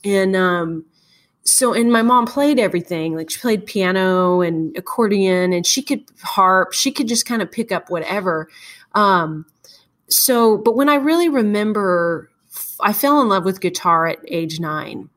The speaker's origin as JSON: {"language": "English", "town": "Morton", "region": "Washington", "country": "United States", "tie": "born or raised there", "also_born_or_lived": "Ellensburg, Washington", "said": "I grew up in Morton which is the west side of the state which is very green very lush"}